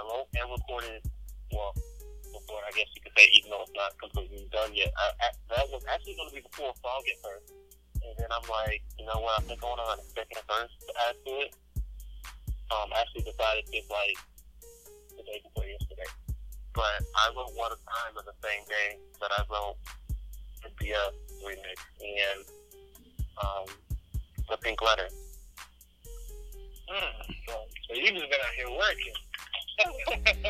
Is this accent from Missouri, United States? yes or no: yes; St. Louis, Missouri, United States; moved away as an adult; now in Texas, United States; I just moved to Texas and a week before we left, well, I'm from St. Louis